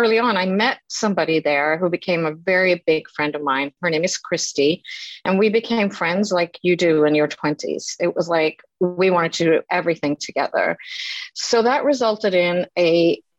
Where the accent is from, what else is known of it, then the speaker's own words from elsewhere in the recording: Sweden; also born or lived in Stockholm; I grew up in Sweden, and after high school, I moved to Stockholm